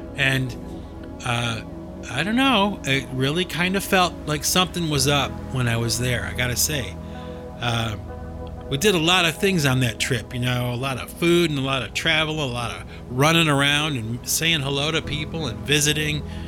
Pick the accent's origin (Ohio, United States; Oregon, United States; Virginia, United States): Ohio, United States; Cleveland; moved away; my hometown